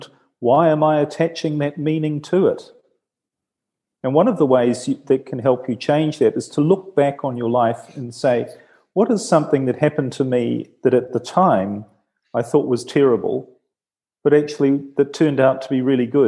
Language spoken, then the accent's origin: English; New Zealand; now in Italy; I'm from New Zealand